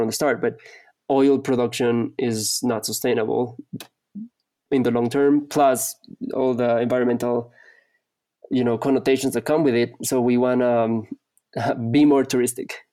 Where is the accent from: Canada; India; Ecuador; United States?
Ecuador; I'm from Ecuador.